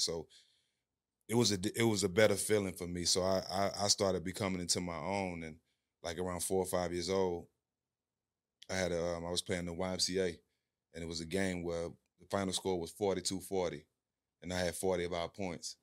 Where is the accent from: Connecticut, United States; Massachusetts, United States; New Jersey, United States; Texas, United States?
Texas, United States; Port Arthur; also born or lived in Houston, Texas; I grew up on the West Side of Port Arthur, uh, same hometown as … and …